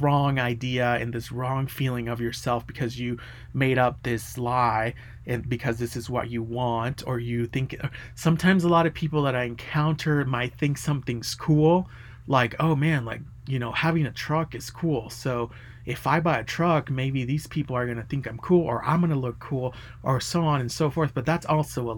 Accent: United States; I'm an American too

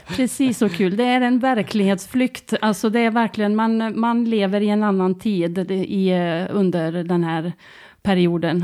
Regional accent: Tidaholm, Västra Götaland, Sweden; also born or lived in Gothenburg; jag flyttar hem till Tidaholm

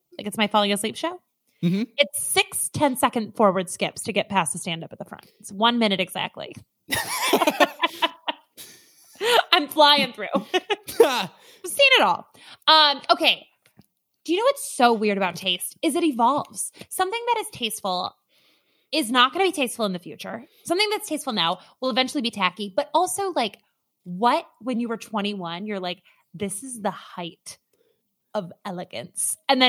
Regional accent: Minnesota, United States; I grew up in Minnesota. I'm from like a very rural town.

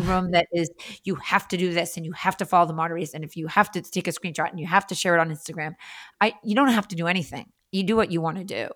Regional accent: Andover, Massachusetts, United States; also born or lived in La Jolla, California; now in Boston, United States; I was born in Andover, Massachusetts

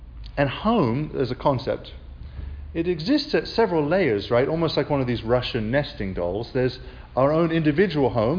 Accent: England, United Kingdom; also born or lived in South Carolina, United States; now in Alabama, United States; As an Englishman

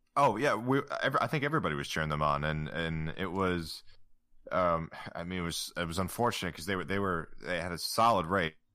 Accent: United States; being an American

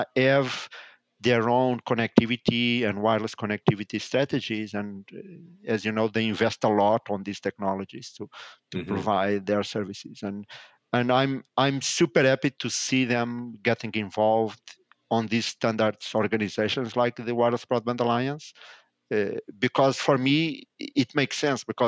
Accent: Lisbon, Portugal; I'm based in Portugal. I was born in Portugal, in Lisbon. I spent majority of my life here.

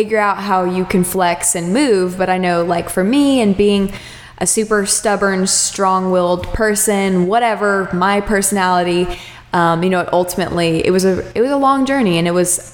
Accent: Austin, Texas, United States; moved away; also born or lived in Charleston; I'm from Austin, Texas originally

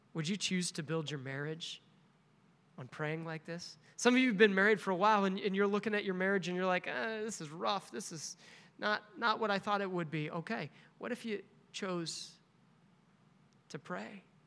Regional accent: Nebraska, United States; this little Baptist church in my hometown. It's a tiny little town in Nebraska

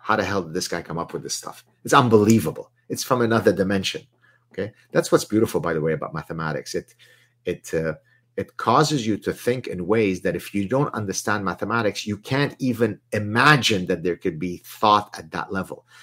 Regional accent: Lebanon; first language Arabic; English is a second language; also born or lived in Southern California; now in Montreal, Canada; I learned French in Lebanon. Uh, in Lebanon, Arabic is my mother tongue. French was my second language

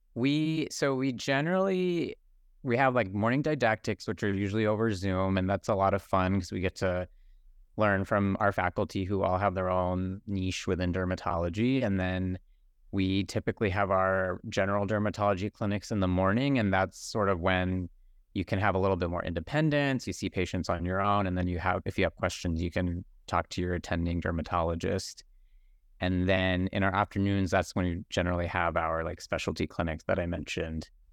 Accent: Bakersfield, California, United States; I, um, actually grew up in the Central Valley, I'm from Bakersfield, California

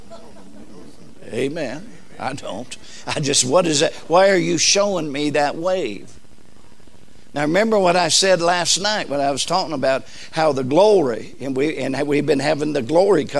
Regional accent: Southern California, United States; I was raised in Southern California

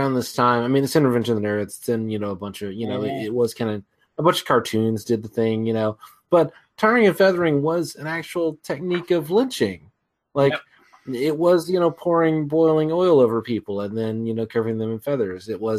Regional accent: United States; as an American

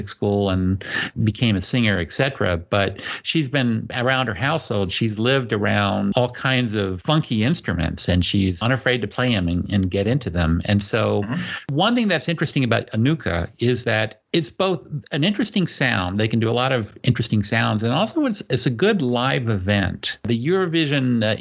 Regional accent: United States; as an American

